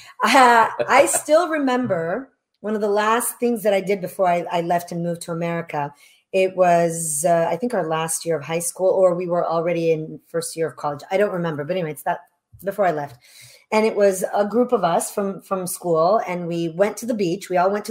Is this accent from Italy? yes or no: yes; Italy; moved away; I was born in Italy, love my country